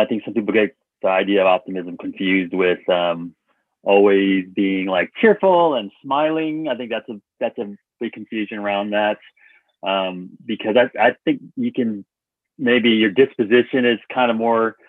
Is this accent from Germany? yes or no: no; Dallas, Texas, United States; growing up in Texas, you know, it was really challenging because I grew up in a community